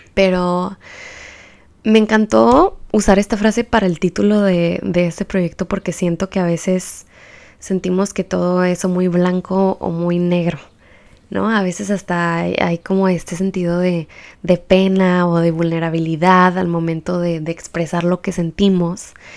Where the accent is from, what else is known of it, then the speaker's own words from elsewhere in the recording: Baja California, Mexico; soy baja californiana y transfronteriza también